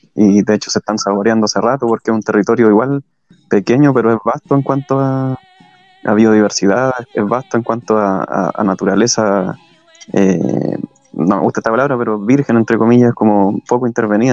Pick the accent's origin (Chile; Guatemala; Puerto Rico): Chile; Como chileno